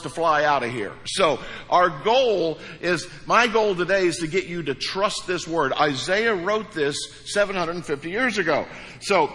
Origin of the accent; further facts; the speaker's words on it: Hawk Point, Missouri, United States; moved away; I'm from Hawk Point, Missouri. So things are different. Things were different there